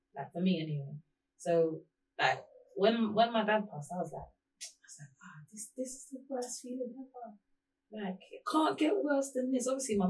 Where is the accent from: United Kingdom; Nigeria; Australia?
Nigeria; This is like, I'm Nigerian, so I'm going to talk how they talk.